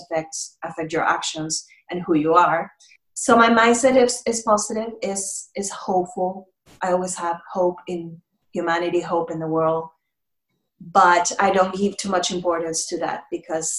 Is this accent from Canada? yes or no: no; Mexico; moved away; I'm from Mexico, and family is very valuable as in Latino cultures